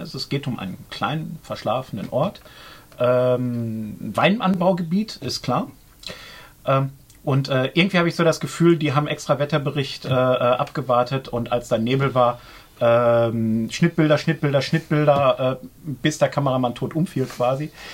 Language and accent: German; Germany; Bei uns in Deutschland